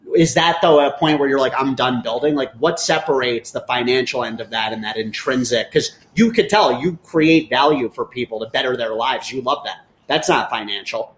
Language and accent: English; New York, United States; moved away; I was born in New York